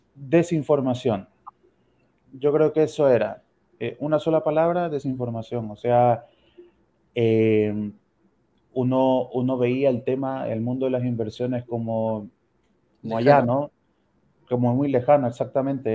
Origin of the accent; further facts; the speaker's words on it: Ecuador; moved away as an adult; now in Santiago, Chile; soy médico ecuatoriano